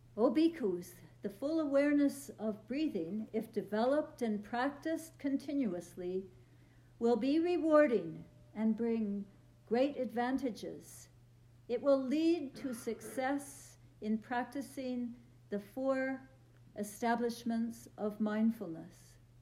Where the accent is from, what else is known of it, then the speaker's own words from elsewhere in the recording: Vancouver, British Columbia, Canada; moved away as an adult; also born or lived in Toronto; And I'm from Vancouver